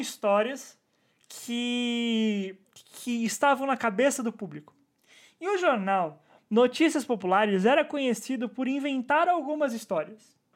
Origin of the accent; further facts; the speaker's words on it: São Bernardo do Campo, São Paulo, Brazil; minha infância em São Bernardo